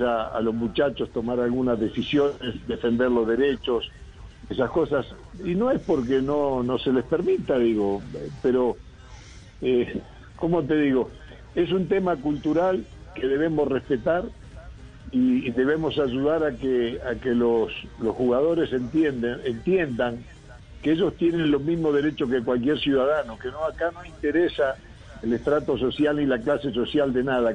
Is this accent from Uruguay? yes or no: yes; Uruguay; now in Colombia; Yo nací en Uruguay este, y, llevo muchos años en Colombia. Eh, yo me crié en otra cultura